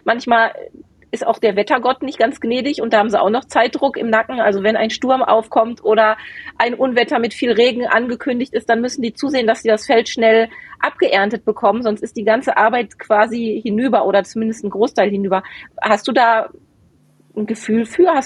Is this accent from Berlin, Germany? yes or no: no; Bochum, North Rhine-Westphalia, Germany; Meine Heimat. Meine alte Heimat.